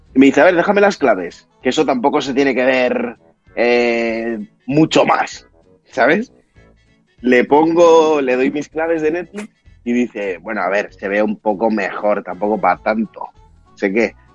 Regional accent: Pamplona, Navarre, Spain; nosotros que somos de Pamplona

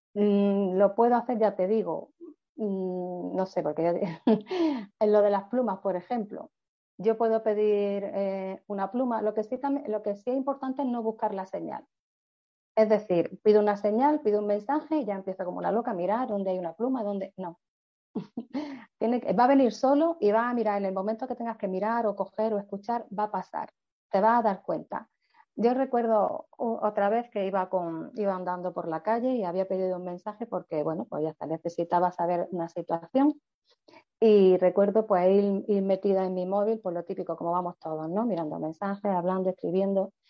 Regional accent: Granada, Andalusia, Spain; soy de Granada y tengo una oficina en Granada

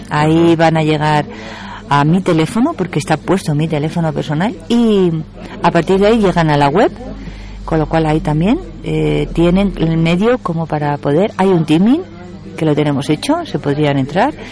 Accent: Madrid, Community of Madrid, Spain; now in Galapagar, Spain; Bueno, vamos a ver. Eh, yo soy de Madrid, tengo

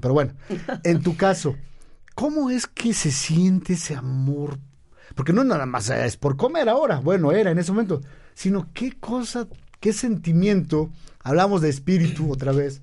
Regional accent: Mexico; para los que somos mexicanos

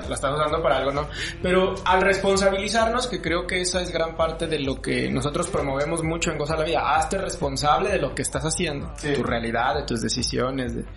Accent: Mexico; como ciudadanos, como mexicanos

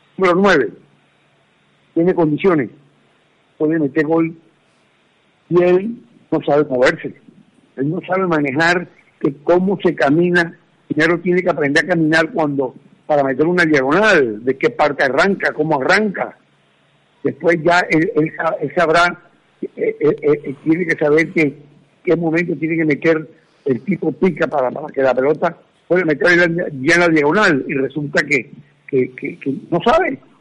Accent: Colombia; como colombianos

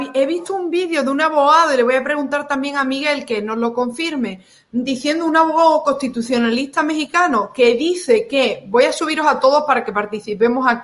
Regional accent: Venezuela; now in United States; como, como, o sea, como venezolano reciente en Estados Unidos

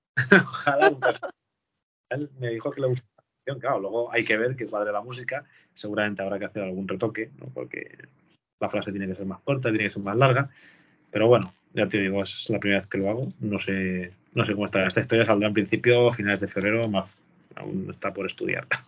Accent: Valencian Community, Spain; nosotros, que somos valencianos

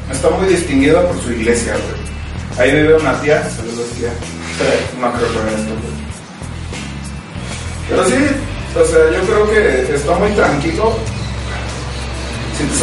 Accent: Mexico City, Mexico; Y bueno, pero es chilango, güey. Yo nací en el DF, en Iztapalapa, para ser preciso.

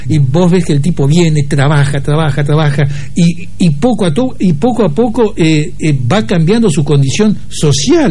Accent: Argentina; soy más argentino

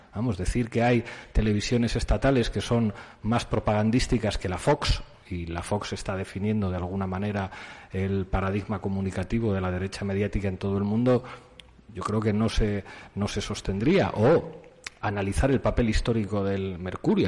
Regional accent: Spain; en mi país es la Iglesia Católica

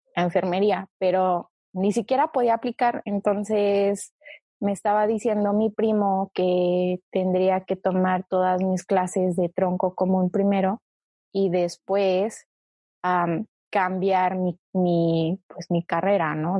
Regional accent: Mexico City, Mexico; also born or lived in China; yo nací en China y me fui a México a vivir cuando tenía ocho meses, o sea, todavía era una bebé. Técnicamente es como si hubiera crecido, nacido y crecido en México

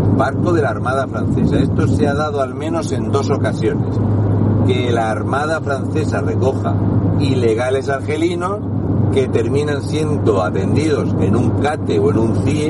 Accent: Region of Murcia, Spain; un murciano encabronado

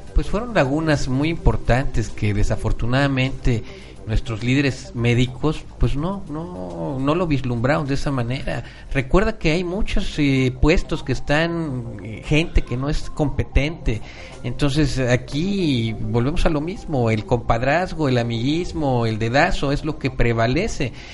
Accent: Mexico; nosotros como mexicanos tengamos ese gen también malinchista

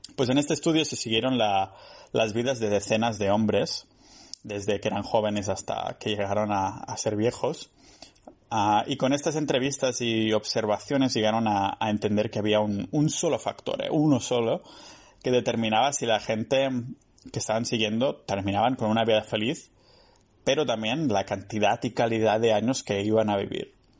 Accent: a village near Barcelona, Catalonia, Spain; moved away; mi pueblo cerca de, de Barcelona

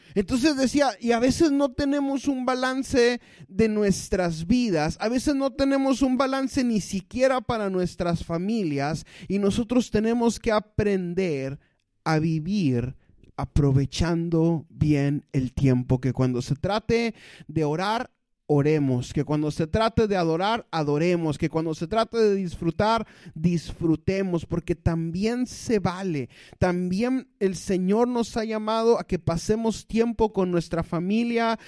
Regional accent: Mexico; los mexicanos y la desidia hemos ido de la mano

